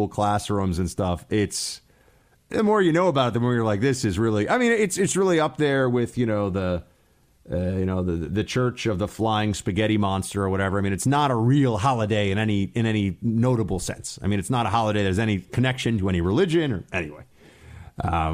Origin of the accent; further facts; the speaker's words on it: New York, United States; Trump's home state, my home state